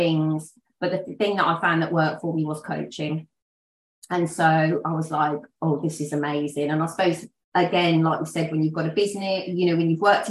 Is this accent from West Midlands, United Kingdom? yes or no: yes; Black Country, West Midlands, United Kingdom; moved away; also born or lived in Worcestershire; we're originally from the Black Country